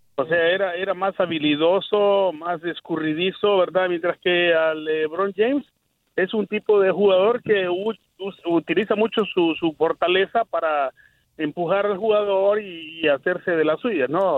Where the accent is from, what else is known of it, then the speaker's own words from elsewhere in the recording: El Salvador; Yo soy salvadoreño